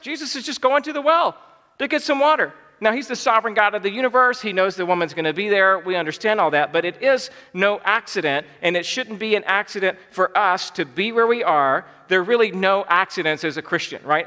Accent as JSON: {"language": "English", "region": "Georgia", "country": "United States", "tie": "born or raised there", "said": "I was born and raised in Georgia"}